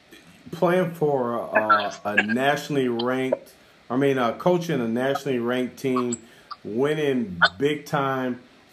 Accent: Kenosha, Wisconsin, United States; we're from Kenosha

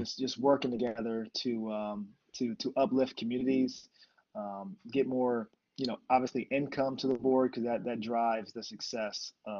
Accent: Pensacola, Florida, United States; born there; So I was born in Pensacola, Florida.

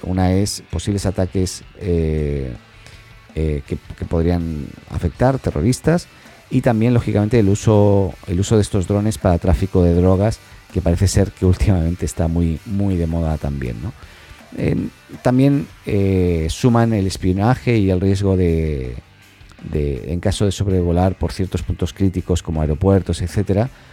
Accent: Catalonia, Spain; soy catalán

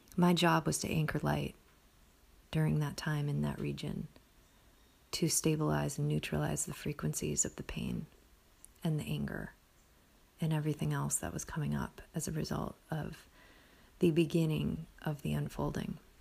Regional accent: Midwest, United States; moved away; I was anchored in the Midwest where I grew up, in my hometown

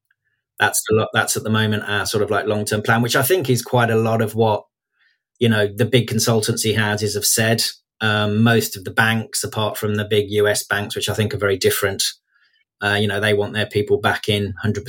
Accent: Midlands, United Kingdom; being from the Midlands. You know, I was brought up on Walkers

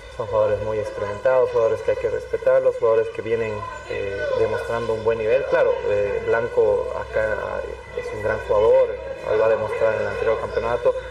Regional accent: Cochabamba, Bolivia; soy cochabambino

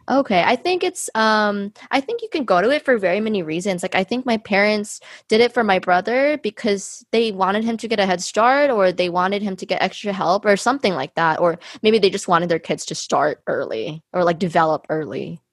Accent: United States; I was born and raised here in America

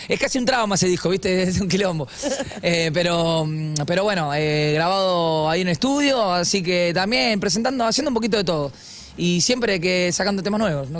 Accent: Argentina; yo soy argentino hasta los huevos

